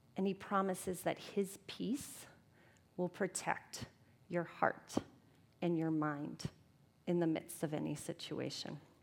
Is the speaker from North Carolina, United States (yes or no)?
no; Tampa, Florida, United States; now in Twin Cities, United States; I'm from Tampa, Florida